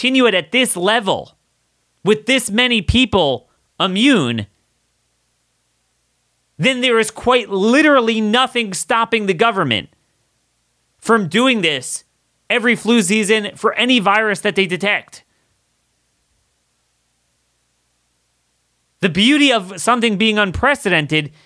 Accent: Maryland, United States; my home state of Maryland

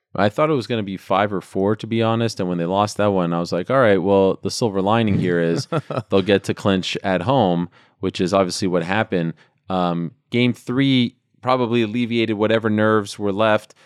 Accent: Montreal, Quebec, Canada; when I was a kid growing up in Montreal

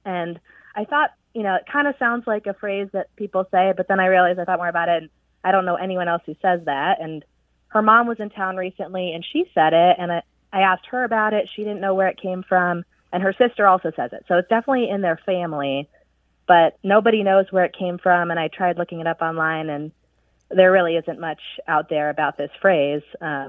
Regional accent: Ohio, United States; now in Arlington, United States; We're both in our mid-30s, and we're both from the Midwest. She's from Iowa, and I'm from Ohio.

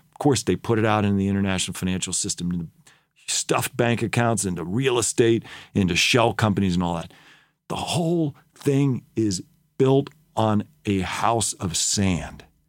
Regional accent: United States

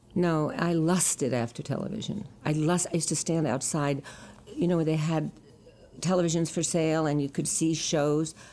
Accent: New York City, New York, United States; I was born in New York City on Sixth Street and Second Avenue

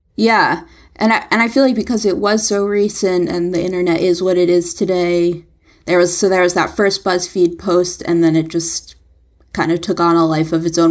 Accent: New York City, New York, United States; as a New Yorker

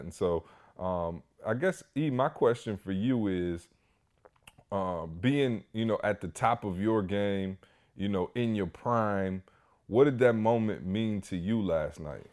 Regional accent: Lansing, Michigan, United States; I'm from Lansing, Michigan.

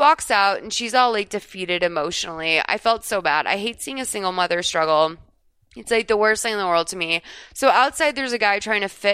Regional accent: Massachusetts, United States; now in Los Angeles, United States; I grew up in Massachusetts

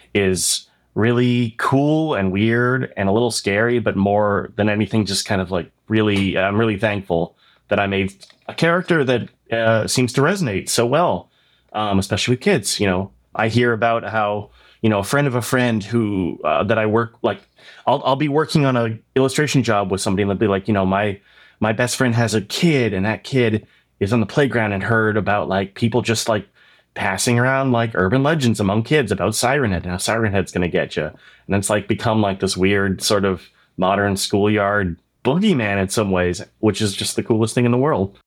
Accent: Oshawa, Ontario, Canada; when I grew up in Oshawa.

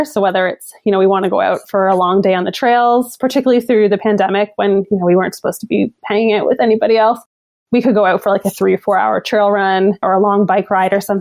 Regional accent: Newfoundland and Labrador, Canada; now in Ottawa, Canada; growing up in Newfoundland, you kind of say goodbye to the sun in like November or so

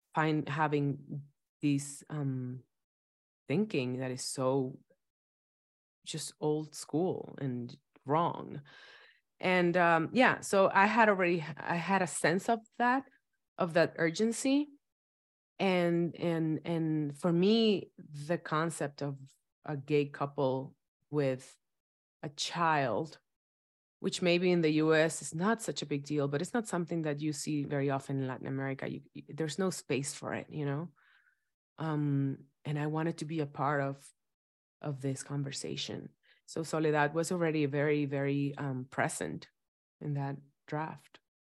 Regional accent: Dominican Republic; moved away; I was raised in Dominican Republic

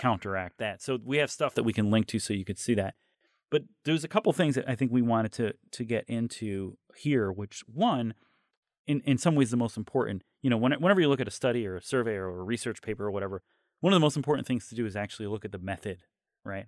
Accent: New York, United States; As a New Yorker

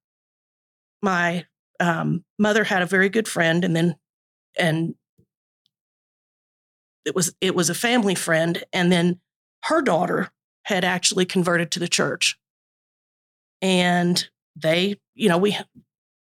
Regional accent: East Tennessee, United States; I grew up in East Tennessee

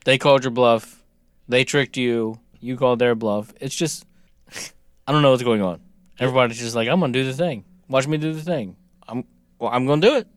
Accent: United States; I'm American

